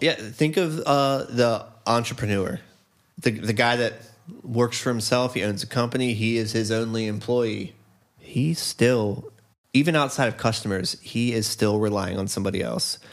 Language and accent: English; Northeast, United States; born and raised in the Northeast